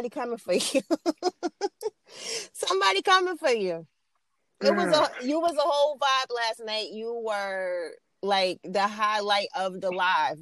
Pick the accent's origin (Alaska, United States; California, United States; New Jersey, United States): New Jersey, United States; I'm from Jersey